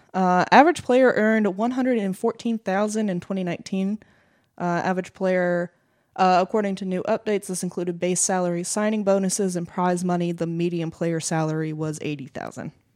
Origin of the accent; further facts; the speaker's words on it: United States; We're American.